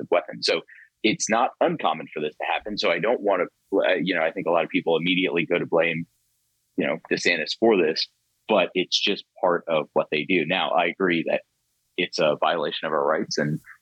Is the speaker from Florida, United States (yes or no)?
yes; Florida, United States; moved away; I grew up in Florida, spent the majority of my life there